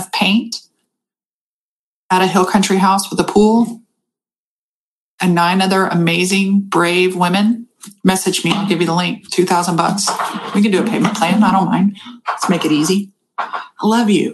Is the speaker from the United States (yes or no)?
yes; United States; also born or lived in Austin, Texas; I'm fucking American.